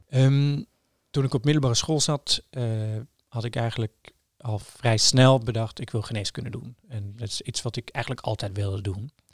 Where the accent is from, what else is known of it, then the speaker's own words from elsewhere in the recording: Trondheim, Trøndelag, Norway; Dutch is a second language; moved away as an adult; now in Amsterdam, Netherlands; ik ben opgegroeid in Trondheim, heel leuke stad, maar vrij klein